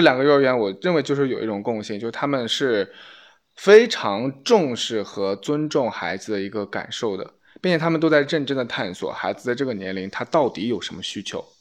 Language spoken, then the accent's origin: Chinese; China; 我其实作为一个中国人的话